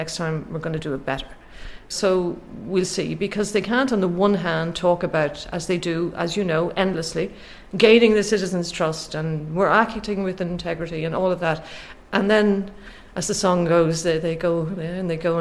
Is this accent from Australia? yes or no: no; Ireland; I'm Irish